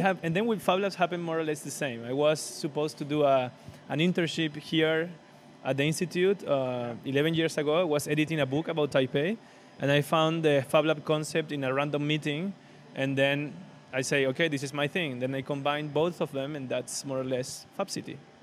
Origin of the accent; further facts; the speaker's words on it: Venezuela; moved away as an adult; also born or lived in Caracas, Venezuela; now in Barcelona, Spain; I was born and raised in, in Venezuela. I was born in Caracas, but raised in a smaller city.